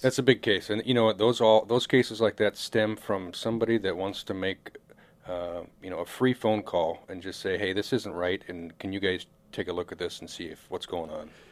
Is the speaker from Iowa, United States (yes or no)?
yes; Marshalltown, Iowa, United States; now in South Dakota, United States; I was born and raised in Central Iowa